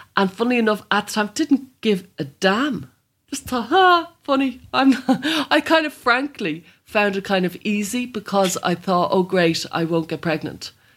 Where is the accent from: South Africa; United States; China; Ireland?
Ireland; Dublin, Leinster; I'm from Blanchardstown